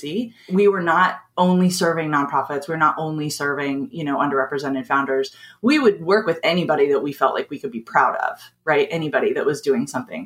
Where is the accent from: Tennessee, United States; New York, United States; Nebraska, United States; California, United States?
California, United States; Southern; also born or lived in East Bay, California; I've lived in Southern California almost like for most of my life